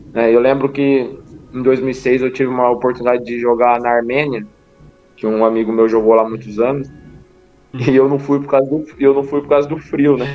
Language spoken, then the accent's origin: Portuguese; Brazil; moved away as an adult; now in Guimarães, Portugal; Eu sou, sou brasileiro, né? Como toda a gente sabe, hoje já dividido, mas nasci no Brasil